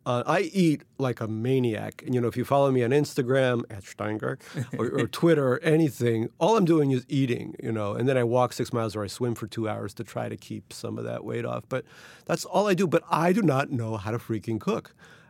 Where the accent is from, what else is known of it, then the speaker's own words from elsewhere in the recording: Russia; born there; I was born in Russia in the Soviet Union